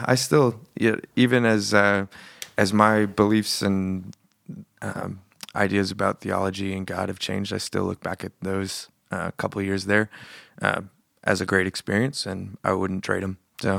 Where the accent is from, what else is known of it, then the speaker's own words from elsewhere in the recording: Billings, Montana, United States; also born or lived in Australia; I was born in Billings.